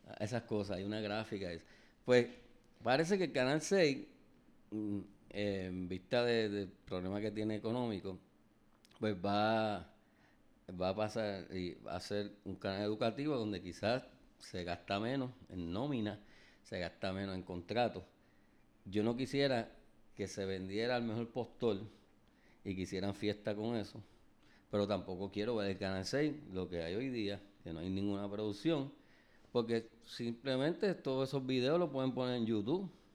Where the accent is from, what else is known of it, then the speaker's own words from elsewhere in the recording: Puerto Rico; como puertorriqueño